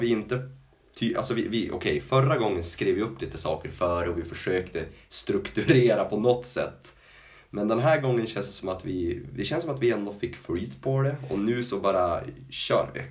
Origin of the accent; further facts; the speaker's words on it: Norrland, Sweden; som norrlänning